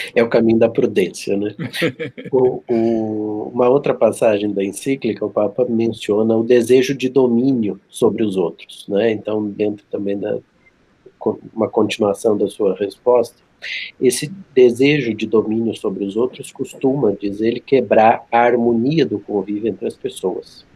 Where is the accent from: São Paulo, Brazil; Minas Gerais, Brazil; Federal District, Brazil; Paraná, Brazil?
São Paulo, Brazil; interior of; as ruas lá da cidade onde eu nasci, no interior de São Paulo